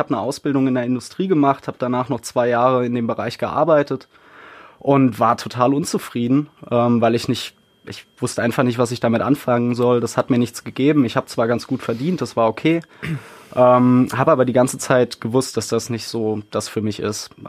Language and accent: German; Burbach, North Rhine-Westphalia, Germany; accent: Swabian; also born or lived in Baden-Württemberg; ursprünglich komme ich aus Baden-Württemberg, aus der Nähe von Stuttgart, bin da auch aufgewachsen und bin mit, ich glaube, zehn bin ich hierhin gezogen nach Burbach und ja, da bin ich dann aufgewachsen